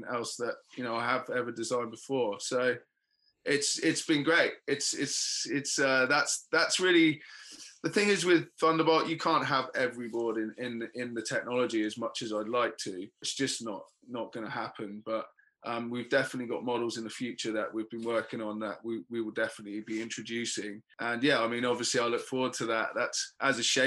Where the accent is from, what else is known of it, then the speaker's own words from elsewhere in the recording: England, United Kingdom; being the English guy